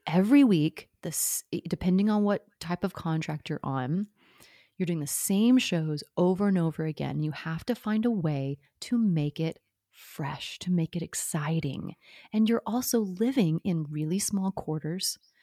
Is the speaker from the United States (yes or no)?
yes; Oklahoma, United States; moved away as an adult; also born or lived in New York City; Oklahoma, you know, small town, grew up on a farm